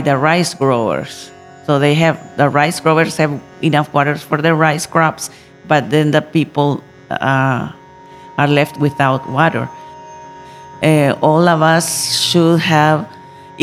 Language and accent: English; Nicaragua; I come from Nicaragua, country in Central America